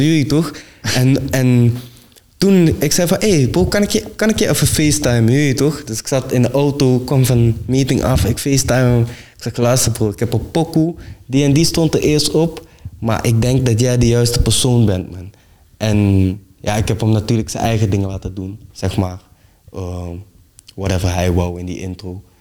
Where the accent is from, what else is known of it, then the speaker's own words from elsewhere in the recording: Venlo, Limburg, Netherlands; ik kom uit Venlo